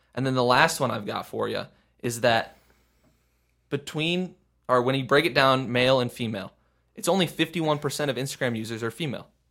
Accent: Midwest, United States; we're from the Midwest

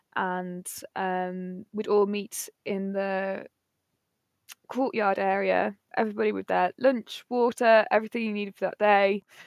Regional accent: Nottingham, East Midlands, United Kingdom; moved away as an adult; now in Cornwall, United Kingdom; I'm from Nottingham, twenty-six years old, and currently been living in Cornwall

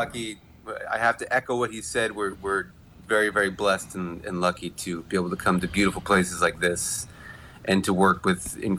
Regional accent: California, United States; moved away as an adult; now in New York City, United States; I hail from California and now live in New York City. I went to University of Southern California, so I'm an East Coast transplant, you might say.

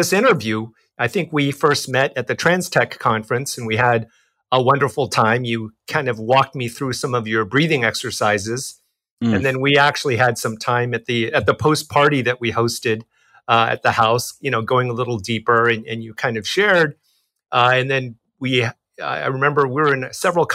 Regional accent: United States; I was born in the United States. I'm Chinese American

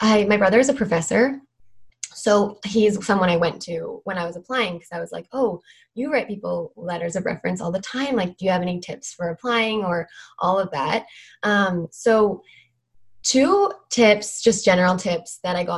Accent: Vancouver, British Columbia, Canada; I am from Vancouver, British Columbia, Canada.

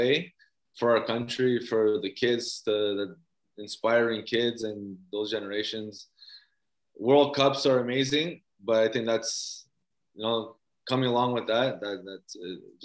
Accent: Toronto, Ontario, Canada; born or raised there; moved away as an adult; also born or lived in Mississauga / Portugal

